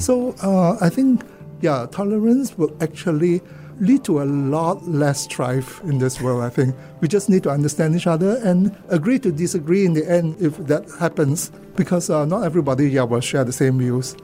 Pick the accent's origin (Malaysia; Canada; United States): Malaysia; Kuala Lumpur, Federal Territory of Kuala Lumpur; now in Singapore; I grew up in Kuala Lumpur, born, and uh, went to school there.